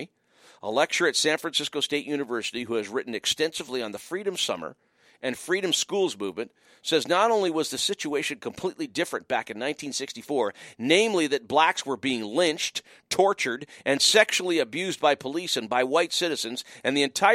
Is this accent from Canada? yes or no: yes; Windsor, Ontario, Canada; moved away; also born or lived in Montreal; growing up in Windsor, passionate Detroit Tigers fan, spent 4 years in Montreal